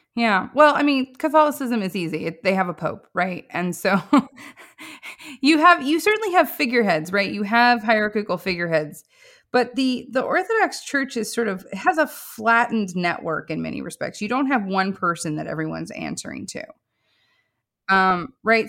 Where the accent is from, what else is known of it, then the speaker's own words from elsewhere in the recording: Missouri Ozarks, United States; I come from the Missouri Ozarks